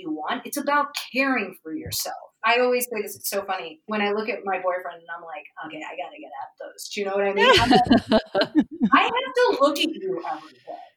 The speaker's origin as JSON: {"language": "English", "town": "New York City", "region": "New York", "country": "United States", "tie": "born or raised there", "said": "I grew up in Manhattan"}